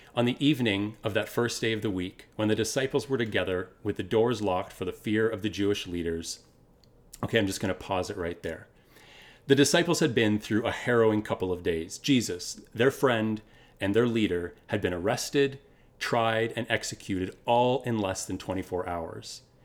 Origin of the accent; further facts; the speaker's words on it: Kitchener, Ontario, Canada; also born or lived in Waterloo; We moved from Waterloo to Kitchener